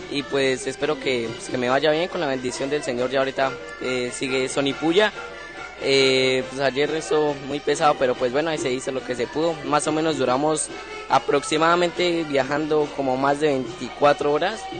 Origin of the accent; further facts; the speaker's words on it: Nobsa, Boyacá, Colombia; yo vengo desde Nopsa, Boyacá, a representarla.